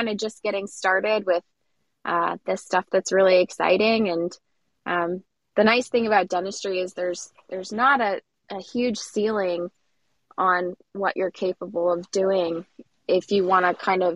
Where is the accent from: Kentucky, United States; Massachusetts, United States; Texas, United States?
Kentucky, United States; Louisville; now in Cincinnati, United States; I'm originally from Louisville